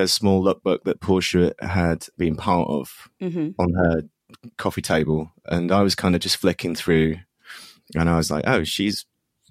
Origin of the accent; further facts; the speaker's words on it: Leeds, Yorkshire and the Humber, United Kingdom; I was 18. And I'm from Leeds.